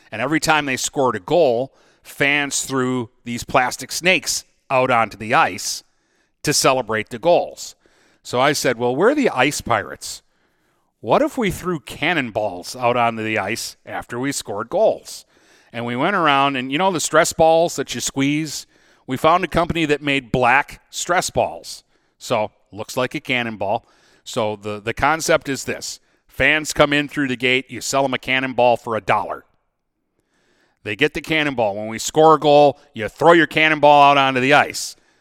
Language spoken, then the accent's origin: English; United States; me being an American working in Canada